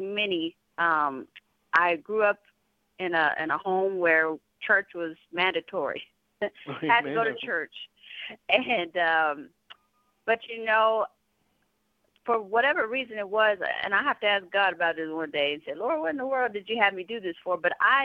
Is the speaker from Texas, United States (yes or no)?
yes; San Antonio, Texas, United States; I'm from San Antonio, Texas